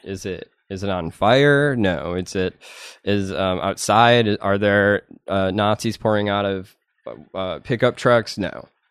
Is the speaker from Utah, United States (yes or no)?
no; Madison, Wisconsin, United States; moved away; I'm from Madison, Wisconsin. Um, and then, my parents lived in this little redneck town